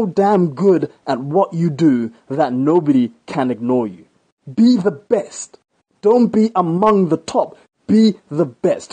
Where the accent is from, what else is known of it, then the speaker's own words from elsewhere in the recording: Botswana; Where I live right now, my home country, Botswana